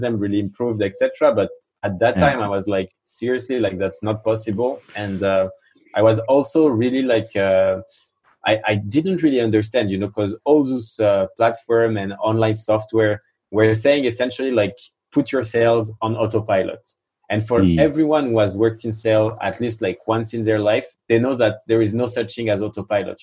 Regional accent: France; accent: French; English is a second language; I'm French, as you can probably hear it from my accent

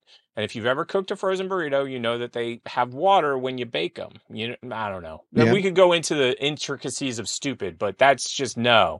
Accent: United States; I'm American.

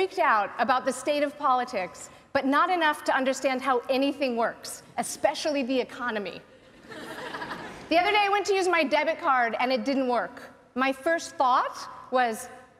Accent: United States; moved away; I grew up in the US

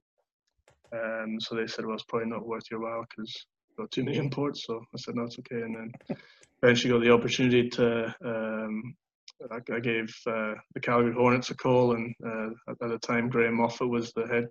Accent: Scotland, United Kingdom; also born or lived in Hong Kong / Canada; now in Italy; grew up in Scotland, played rugby at school, also played at the same time for a rugby club called Creef

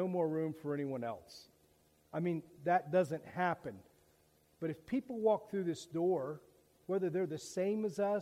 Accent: Daytona Beach, Florida, United States; I grew up in Daytona Beach

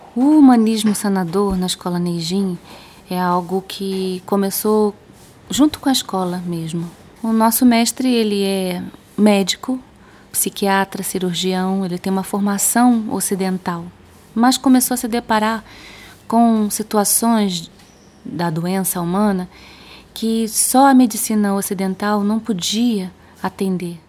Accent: Rio de Janeiro, Brazil; moved away as an adult; also born or lived in Spain; now in Belo Horizonte, Brazil; Eu sou carioca

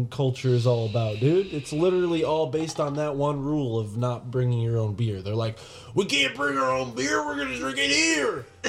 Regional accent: Connecticut, United States; we're from Connecticut, dude. We're not rednecks. We're not southern people.

